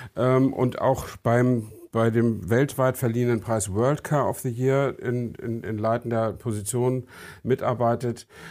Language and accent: German; Germany; wir sind halt Deutsche